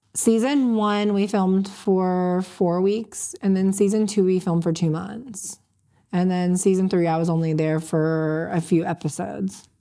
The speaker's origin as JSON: {"language": "English", "town": "Panama City", "region": "Florida", "country": "United States", "said": "I'm from Panama City"}